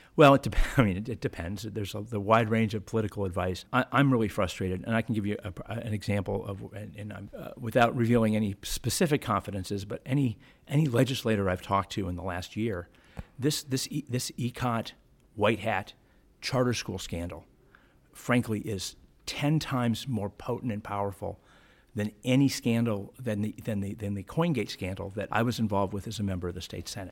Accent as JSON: {"language": "English", "town": "Shaker Heights", "region": "Ohio", "country": "United States", "tie": "born or raised there", "also_born_or_lived": "Youngstown", "said": "growing up in Shaker"}